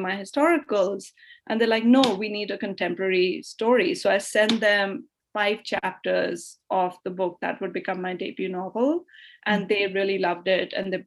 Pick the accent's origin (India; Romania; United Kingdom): India; New Delhi, Delhi; moved away as an adult; also born or lived in Melbourne, Australia / Boston area, United States / Rajasthan; now in Boston, United States; I grew up in Delhi, New Delhi